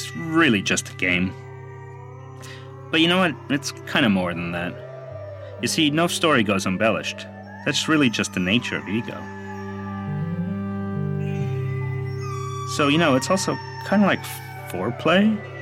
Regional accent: New York City, New York, United States; I am a New Yorker

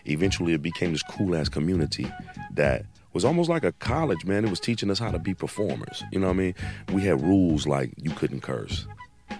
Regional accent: Chicago, Illinois, United States; now in Los Angeles, United States; I'm from Chicago. Been in LA for a long time. I went to high school there

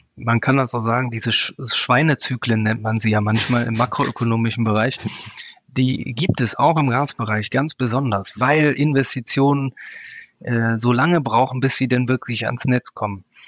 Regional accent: Germany; als Deutsche

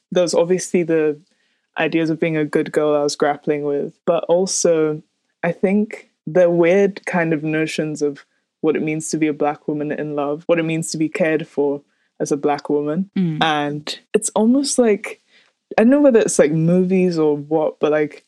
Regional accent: Nigeria; growing up in Nigeria

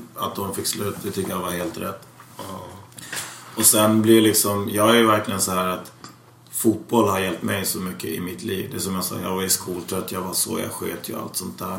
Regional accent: Täby, Stockholm County, Sweden; also born or lived in Tensta; vi skulle växa upp i Täby

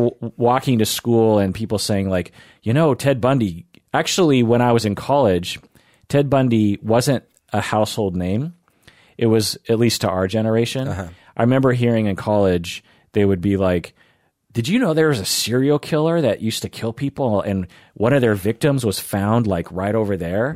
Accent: Issaquah, Washington, United States; also born or lived in Kent, Washington; I grew up in Issaquah.

